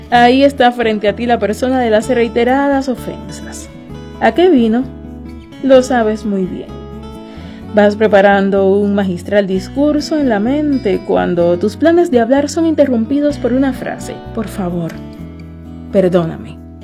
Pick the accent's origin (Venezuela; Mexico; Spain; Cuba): Cuba; Somos gente de Cuba